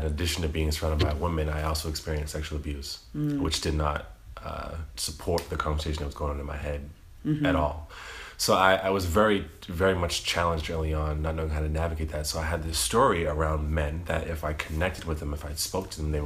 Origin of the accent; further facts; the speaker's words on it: East Coast of Massachusetts, United States; I grew up in the East Coast of Massachusetts, in the state of Massachusetts